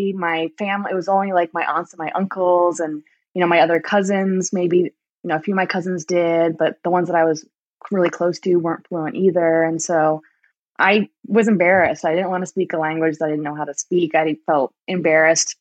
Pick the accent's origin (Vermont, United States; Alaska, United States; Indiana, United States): Vermont, United States; also born or lived in Rhode Island; I was actually born in Rhode Island, but my family moved to Vermont when I was just a baby.